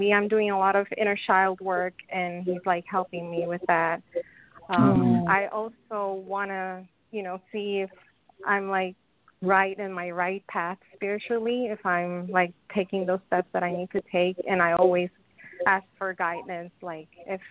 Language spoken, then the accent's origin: English; Puerto Rico; I'm from Puerto Rico.